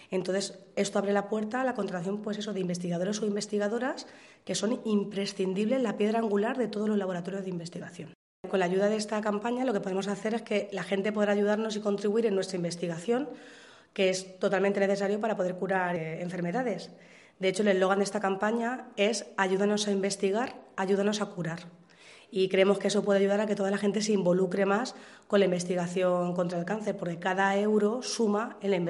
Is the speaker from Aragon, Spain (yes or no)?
no; Alcadozo, Castilla-La Mancha, Spain; De Alcadozo.